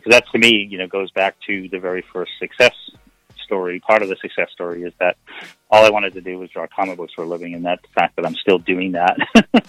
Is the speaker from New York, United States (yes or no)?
no; Portland, Maine, United States; I was born in Portland, Maine